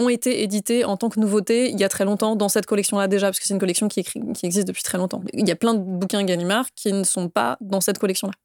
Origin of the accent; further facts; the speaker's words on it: Saint-Malo, Brittany, France; moved away as an adult; also born or lived in Paris; j'ai grandi euh, en Bretagne, à Saint-Malo, Bretagne-Nord pour le coup